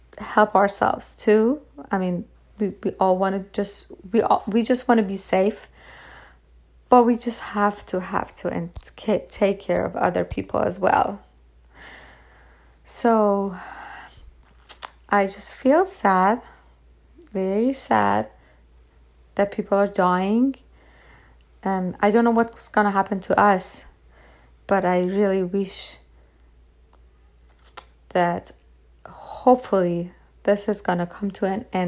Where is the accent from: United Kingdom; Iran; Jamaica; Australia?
Iran; moved away; I was raised in Iran.